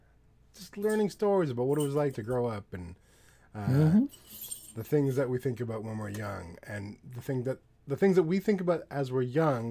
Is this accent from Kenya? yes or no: no; Canada; I'm from Canada